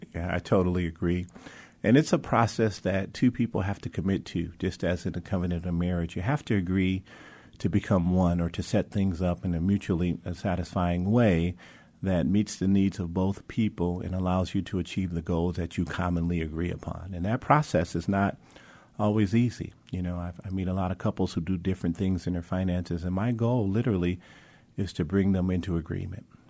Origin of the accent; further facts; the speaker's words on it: Mount Clemens, Michigan, United States; moved away; grew up in the suburbs of Detroit, little city called Mount Clemens